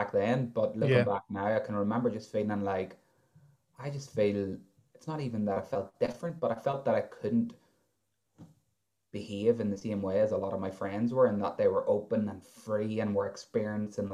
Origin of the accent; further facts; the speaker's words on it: County Armagh, Northern Ireland, United Kingdom; I'm 28 from County Armagh.